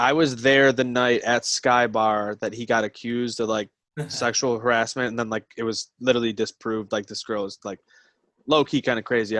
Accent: Buffalo, New York, United States; I'm from Buffalo.

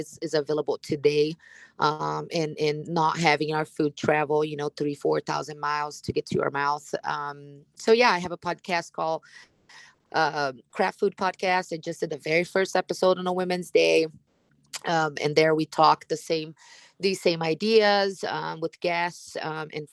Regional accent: Brazil; moved away as an adult; now in United States; I am originally from Brazil and being in America about 19 years

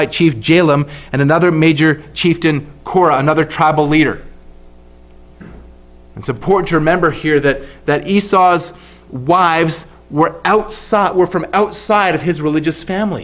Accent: Canada; now in Australia; As a Canadian living in Australia

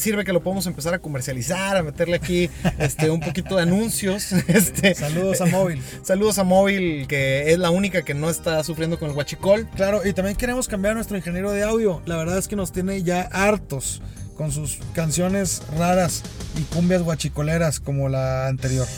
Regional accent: Mexico; como mexicanos

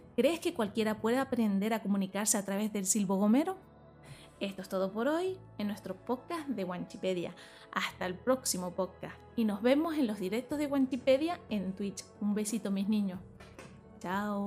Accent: Canary Islands, Spain; accent: Canarian; nuestro dialecto, el habla canaria

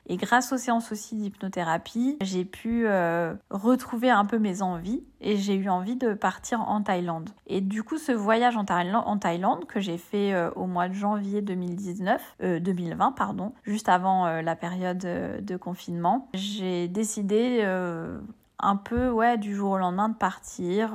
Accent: Bordeaux, Nouvelle-Aquitaine, France; moved away as an adult; also born or lived in Paris; now in Île de Ré, France; j'ai trente-quatre ans, je viens de Bordeaux.

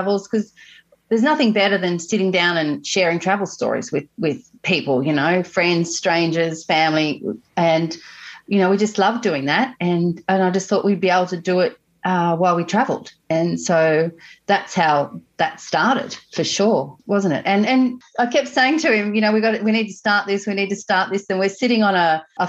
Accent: country New South Wales, Australia; also born or lived in Sunshine Coast, Queensland; now in Queensland, Australia; I grew up in country New South Wales, which is we live in Queensland now

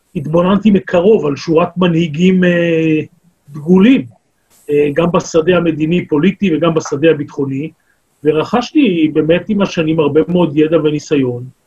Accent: Tel Aviv, Tel Aviv District, Israel; moved away; also born or lived in kibbutz; בית זה משכונת התקווה ויד אליהו, שם גדלתי, נולדתי

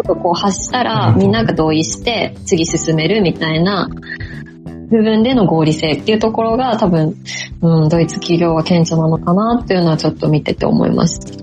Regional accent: Fukushima, Japan; accent: Fukushima dialect; moved away as an adult; also born or lived in Singapore; now in Miyagi, Japan; 地元が福島なので、それこそ高校時代は生でしたね。福島なまりが

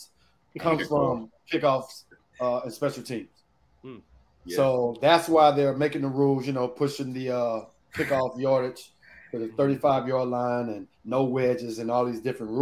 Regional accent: Texas, United States; now in East Coast, United States; growing up in Texas

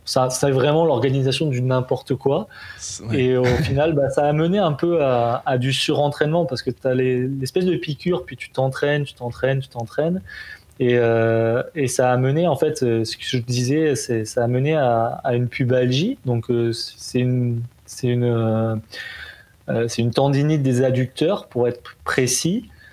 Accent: Provence-Alpes-Côte d'Azur, France; now in Montreal, Canada; je suis natif de la Côte d'Azur

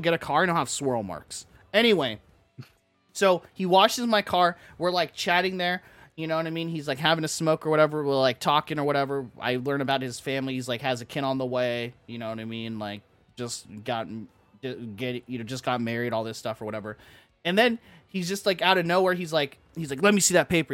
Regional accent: Orange County, California, United States; I'm from Orange County

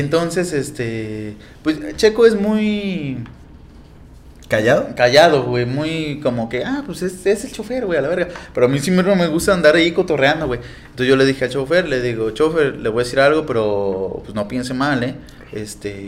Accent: Veracruz, Mexico; somos acá de Veracruz

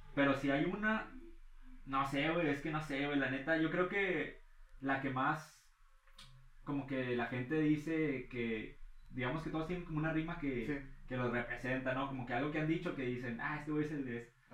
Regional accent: Ciudad Acuña, Coahuila, Mexico; somos de Acuña. Yo, no, no, somos de Acuña

